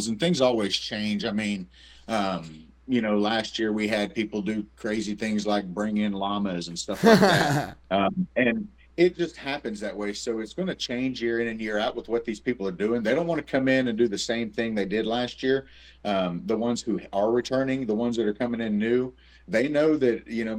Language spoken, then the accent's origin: English; Oklahoma, United States; I was born in Oklahoma. I was raised in Oklahoma. I love Oklahoma. I don't plan on moving out of Oklahoma